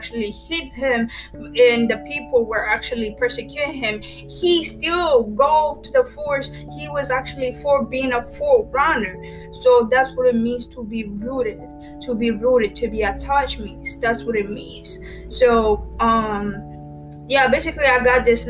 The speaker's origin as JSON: {"language": "English", "country": "Ethiopia", "moved": "yes", "lives_now": "United States", "said": "I'm from Ethiopia. I actually resident right now in USA."}